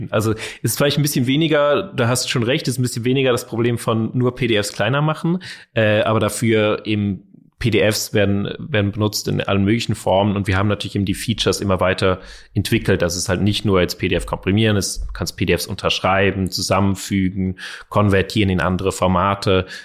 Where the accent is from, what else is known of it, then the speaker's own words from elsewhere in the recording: Zurich, Switzerland; Wir kennen uns schon seit wir zehn Jahre alt sind. Wir sind aufgewachsen in Zürich zusammen, haben auch schon Musik gemacht und Projekte äh, aller Art.